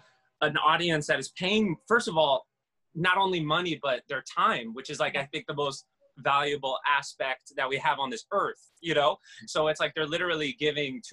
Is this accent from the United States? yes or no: yes; Port St. Lucie, Florida, United States; also born or lived in Miami, Florida; I was born in Miami, and then we moved to Port St. Lucie